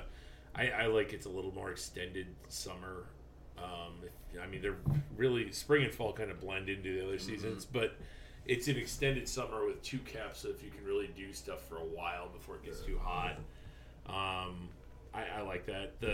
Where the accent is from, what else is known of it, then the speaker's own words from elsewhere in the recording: Buffalo, New York, United States; moved away; I'm from Western New York, born and raised in the Buffalo area